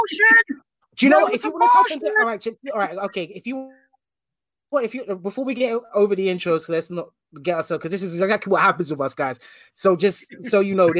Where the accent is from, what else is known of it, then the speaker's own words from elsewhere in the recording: London, United Kingdom; grew up whole life in West London, a place called Hanwell, very small town.